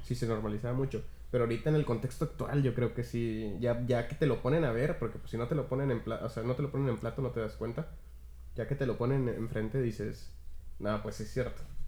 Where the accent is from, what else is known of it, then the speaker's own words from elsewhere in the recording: Mexico; Yo, como mexicano